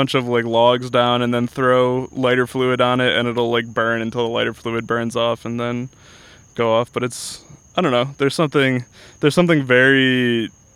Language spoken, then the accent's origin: English; Guilford, Connecticut, United States; now in Orlando, United States; I grew up in Connecticut. I grew up in a town called Guilford that is about 20 minutes outside of New Haven